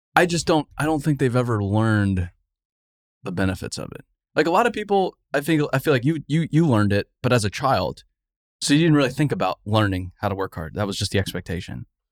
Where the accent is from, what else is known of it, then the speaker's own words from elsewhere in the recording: Arizona, United States; I grew up in Arizona.